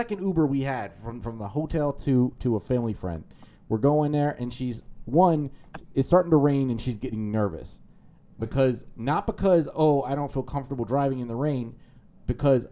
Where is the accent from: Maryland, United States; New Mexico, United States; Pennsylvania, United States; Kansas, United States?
Maryland, United States; I can't just say I'm from Maryland anymore because it's not the same state. Like, the DMV is kind of its own place